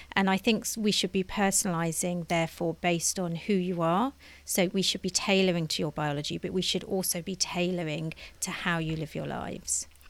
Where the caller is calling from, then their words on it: London, United Kingdom; I'm calling in from London